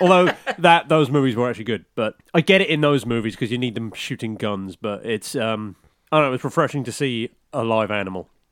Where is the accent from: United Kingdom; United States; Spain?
United Kingdom; I'm British.